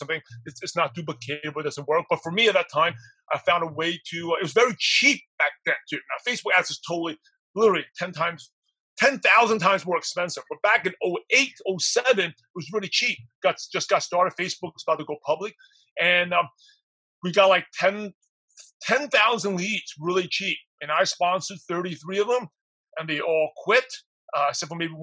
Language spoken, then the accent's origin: English; United States; I'm Asian, even though I'm American